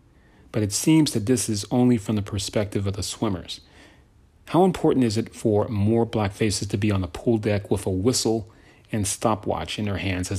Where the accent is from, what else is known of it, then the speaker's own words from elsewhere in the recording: California, United States; also born or lived in Philadelphia; I was born in Philly, even though I grew up out here in California.